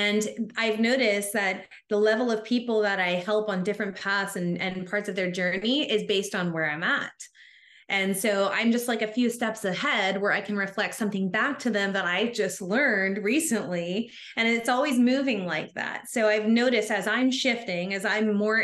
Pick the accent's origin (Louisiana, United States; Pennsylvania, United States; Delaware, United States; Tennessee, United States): Tennessee, United States; I grew up in Tennessee in the Bible Belt, we call it